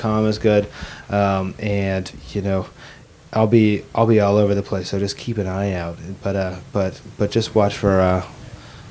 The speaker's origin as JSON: {"language": "English", "region": "Idaho", "country": "United States", "tie": "born or raised there", "said": "I grew up in Idaho, and I grew up in this Lutheran family"}